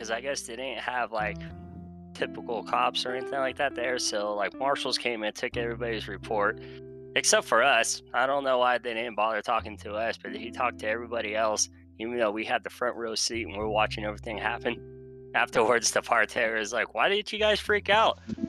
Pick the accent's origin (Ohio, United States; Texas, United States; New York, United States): Texas, United States; now in Colorado, United States; I'm from Texas, but I'm now currently living in Colorado